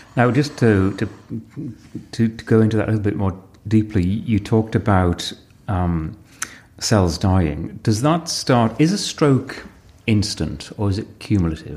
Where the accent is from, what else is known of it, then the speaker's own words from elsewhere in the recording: Sedgefield, North East England, United Kingdom; I was born in Sedgefield